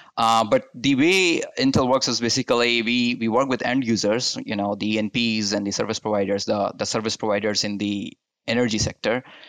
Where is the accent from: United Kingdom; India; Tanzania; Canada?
India; moved away as an adult; also born or lived in Utah, United States; now in United States; I'm born and brought up in India